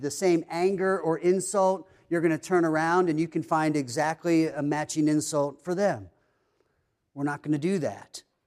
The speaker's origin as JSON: {"language": "English", "region": "East Coast", "country": "United States", "tie": "born or raised there", "moved": "yes", "said": "growing up on the East Coast, that area is kinda known for being kind of cold"}